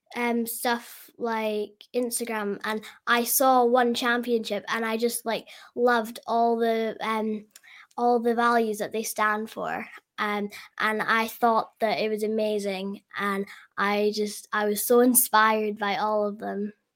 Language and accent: English; Scotland, United Kingdom; I'm from Scotland